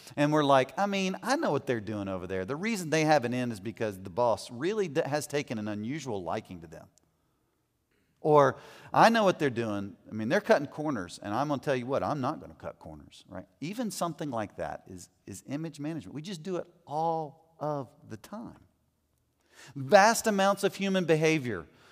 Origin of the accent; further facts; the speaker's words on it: United States; as American men